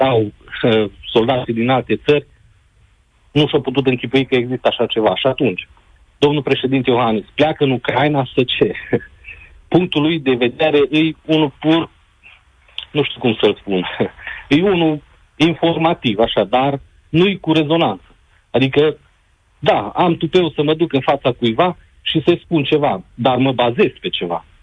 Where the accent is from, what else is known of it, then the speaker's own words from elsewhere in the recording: Romania; Noi, ca și români